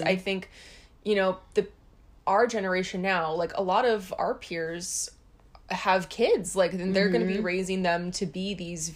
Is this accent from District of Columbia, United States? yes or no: no; Hawaii, United States; we grew up in Hawaii, so we are kind of like in this insular bubble.